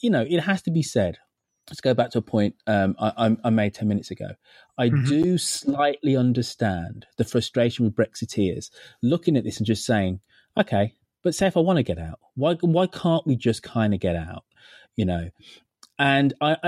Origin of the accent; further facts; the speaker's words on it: England, United Kingdom; I'm British, I'm English.